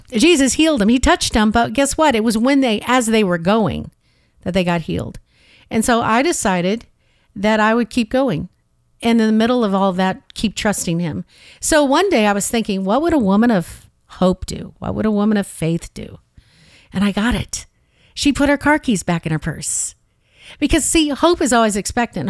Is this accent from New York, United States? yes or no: no; St. Louis, Missouri, United States; moved away; originally I'm from the Midwest. I grew up in Saint Louis